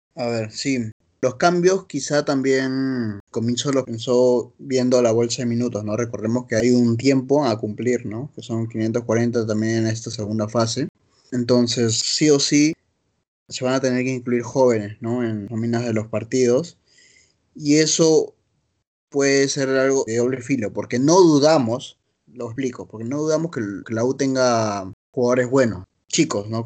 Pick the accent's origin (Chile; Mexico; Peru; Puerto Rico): Peru; Lima; also born or lived in Barranco, Lima; Toda mi vida he vivido en Jesús María, te cuento. Y un par de años en, Barranco, ¿no? Pero siempre he estado acá en el corazón Jesús Mariano.